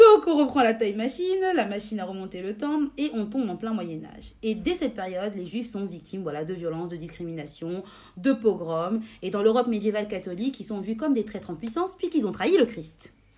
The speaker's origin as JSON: {"language": "French", "country": "France", "said": "chez nous, en France"}